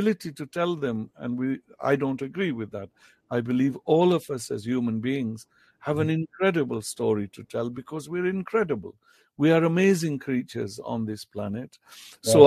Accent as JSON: {"language": "English", "country": "United Kingdom", "tie": "born or raised there", "first_language": "Potohari", "second_language": "English", "said": "growing up in Britain"}